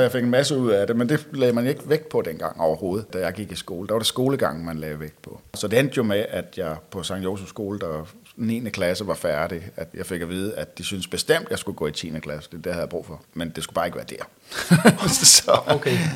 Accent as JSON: {"language": "Danish", "town": "Roskilde", "region": "Zealand", "country": "Denmark", "tie": "born or raised there", "said": "jeg er født og opvokset her i Roskilde"}